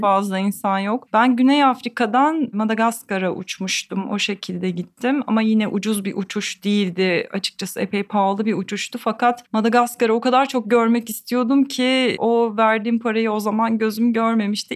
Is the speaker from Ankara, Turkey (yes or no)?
no; Eskişehir, Turkey; now in Istanbul, Turkey; ikincisi Eskişehir diyeceğim. Ee, kendi memleketim olduğu için.